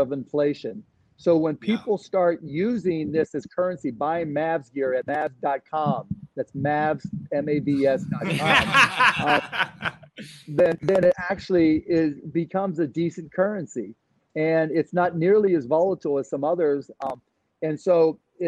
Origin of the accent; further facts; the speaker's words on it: Pittsburgh, Pennsylvania, United States; moved away; also born or lived in Dallas; I still got my same friends from growing up in Pittsburgh